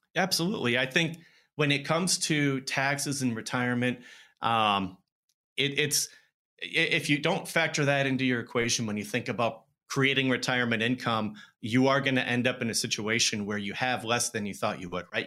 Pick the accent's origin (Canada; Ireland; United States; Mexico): United States; Madison, Wisconsin; moved away as an adult; also born or lived in Minneapolis / Phoenix; I grew up in Madison.